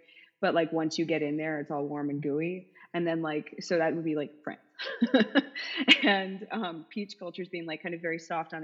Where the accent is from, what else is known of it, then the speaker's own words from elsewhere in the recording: United States; I'm an American too